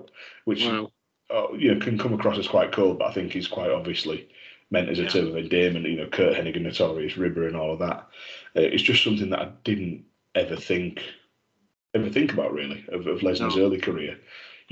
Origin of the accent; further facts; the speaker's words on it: Yorkshire and the Humber, United Kingdom; being a Yorkshireman